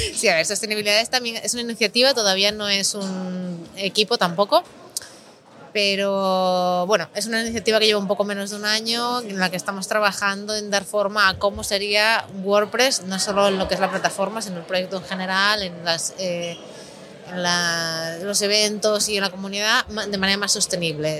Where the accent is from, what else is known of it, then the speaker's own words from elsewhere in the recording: Galicia, Spain; now in Barcelona, Spain; yo soy gallega